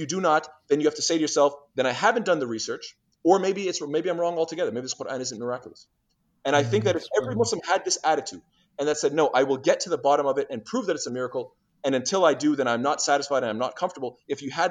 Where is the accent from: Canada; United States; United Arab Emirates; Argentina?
Canada; I'm Canadian